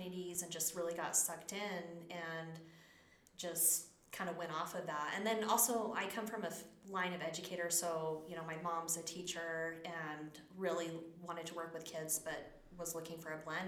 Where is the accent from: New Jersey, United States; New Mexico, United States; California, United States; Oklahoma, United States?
New Mexico, United States; Las Cruces; moved away as an adult; also born or lived in Texas; grew up in southern New Mexico, and then went to school in Texas